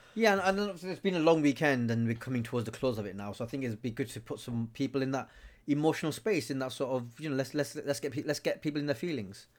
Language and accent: English; Blackburn, North West England, United Kingdom; growing up as a British Muslim in northern England, in Blackburn specifically